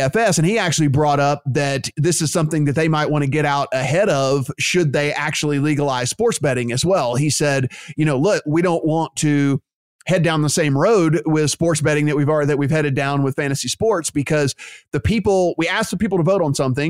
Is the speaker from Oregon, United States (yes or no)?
no; Louisiana, United States; my state, my home state, Louisiana